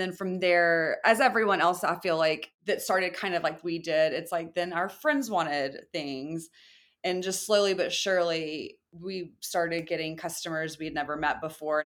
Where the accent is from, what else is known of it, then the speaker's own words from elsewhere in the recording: the South, United States; moved away; I'm from the South. My entire family owns their own businesses. It's just a small town, and that's more of a mentality where I'm from